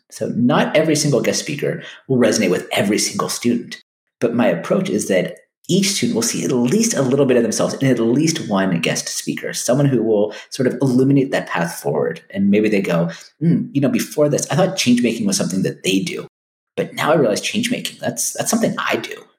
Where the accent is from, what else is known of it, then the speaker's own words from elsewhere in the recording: United States; a kid growing up in the United States